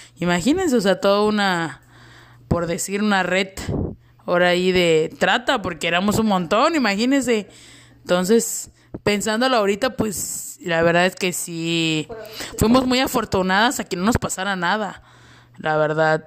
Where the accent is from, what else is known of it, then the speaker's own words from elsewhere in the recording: Chetumal, Quintana Roo, Mexico; now in Cancún, Mexico; yo soy originaria de Chetumal, Quintana Roo. Obviamente, orgullosamente cancunense. Llevo mucho tiempo viviendo aquí.